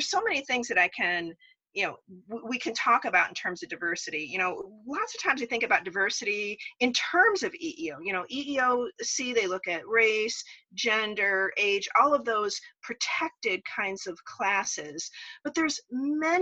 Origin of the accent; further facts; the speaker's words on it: Las Vegas, Nevada, United States; I grew up out in Las Vegas.